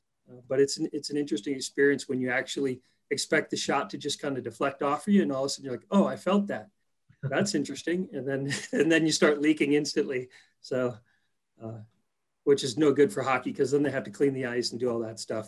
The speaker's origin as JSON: {"language": "English", "region": "Minnesota", "country": "United States", "tie": "born or raised there", "said": "So I grew up in Minnesota"}